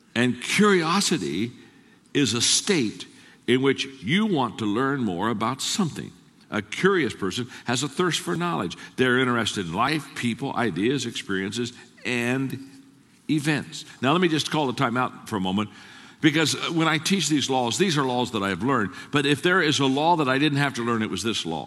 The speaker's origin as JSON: {"language": "English", "town": "Circleville", "region": "Ohio", "country": "United States", "tie": "born or raised there", "said": "I grew up in Circleville, Ohio. Twelve thousand people, farming community"}